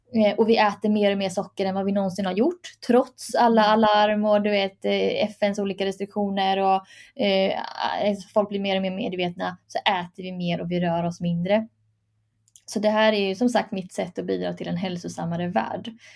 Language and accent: Swedish; Sweden; jag är född i Sverige